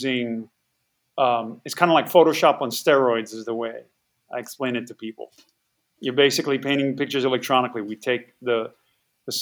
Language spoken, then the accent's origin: English; Hawaii, United States; moved away as an adult; I grew up in Hawaii